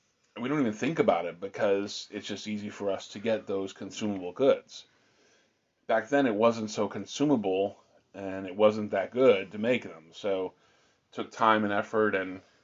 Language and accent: English; Pennsylvania, United States; also born or lived in the South (US); now in Southern United States; we live in the South now, and we are from the North, my family and I. And for us in Pennsylvania